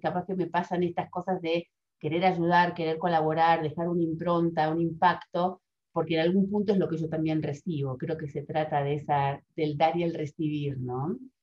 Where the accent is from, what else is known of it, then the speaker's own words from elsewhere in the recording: Argentina; moved away as an adult; also born or lived in Spain; cuando regresé a Argentina, también fue un shock porque yo veía que yo había cambiado formas de ver y que en mi país, de donde yo este, soy original